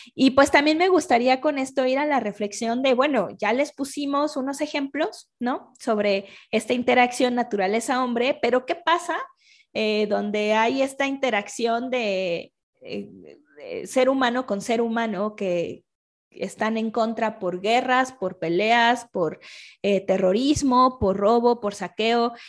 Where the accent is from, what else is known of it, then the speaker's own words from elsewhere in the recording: Mexico; yo soy mexicana